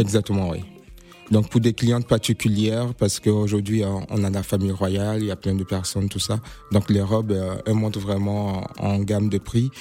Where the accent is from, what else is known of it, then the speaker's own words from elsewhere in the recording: Côte d’Ivoire; now in Paris, France; mon pays d'origine, la Côte d'Ivoire